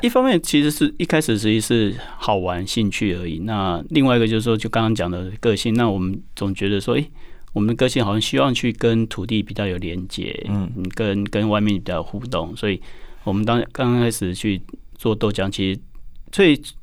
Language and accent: Chinese; Taiwan; also born or lived in Australia; 因为我们从小长大，然后真的在台湾长大